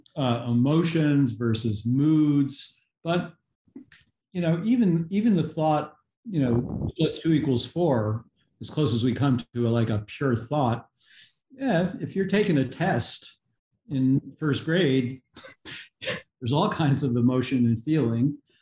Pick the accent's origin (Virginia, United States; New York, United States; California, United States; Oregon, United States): New York, United States; outside of New York City, United States; where I grew up uh, outside of New York City